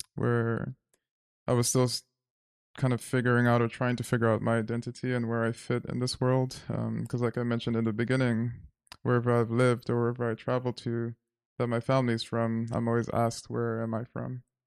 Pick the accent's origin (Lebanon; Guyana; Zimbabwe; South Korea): Zimbabwe; moved away as an adult; also born or lived in New York City, United States; now in United States; growing up in Zimbabwe, I was always told, you're not Zimbabwean, you're American because you're born there.